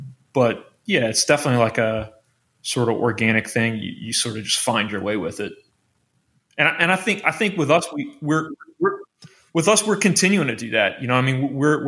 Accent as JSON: {"language": "English", "town": "Metairie", "region": "Louisiana", "country": "United States", "said": "I'm from New Orleans. I'm from a suburb in New Orleans. I'm the only one not from Baton Rouge."}